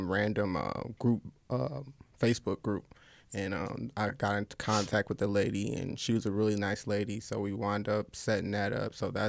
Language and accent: English; near Gary, Indiana, United States; I'm right there from, like, not too far from Gary.